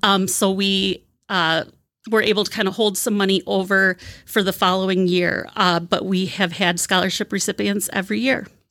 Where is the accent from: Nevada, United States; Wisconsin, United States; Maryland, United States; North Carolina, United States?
Wisconsin, United States; moved away as an adult; also born or lived in Albuquerque, New Mexico; I'm from Wisconsin.